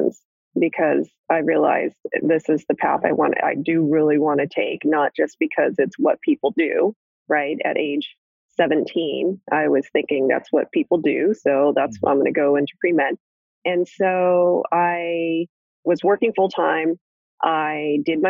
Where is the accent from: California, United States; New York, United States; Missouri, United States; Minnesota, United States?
California, United States; Southern; also born or lived in New Jersey; I grew up in Southern California, and even though I was born in New Jersey